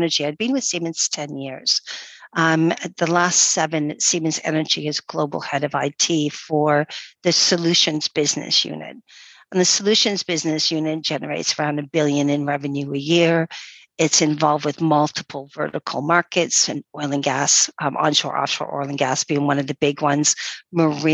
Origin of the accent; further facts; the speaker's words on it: East Coast of Canada, Atlantic Canada, Canada; moved away as an adult; also born or lived in Ontario, Canada / United Kingdom / Norway / Germany; now in Isle of Man; I grew up on the East Coast